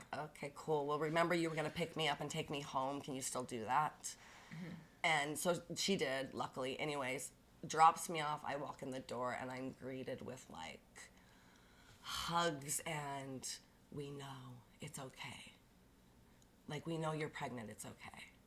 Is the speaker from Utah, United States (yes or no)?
yes; Bountiful, Utah, United States; growing up in Bountiful